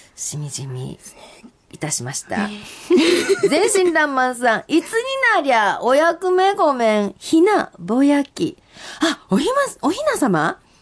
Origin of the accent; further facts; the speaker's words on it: Shiga, Japan; accent: Shiga dialect; moved away; 滋賀県の友達と喋ると、いきなり滋賀県弁に変わりますね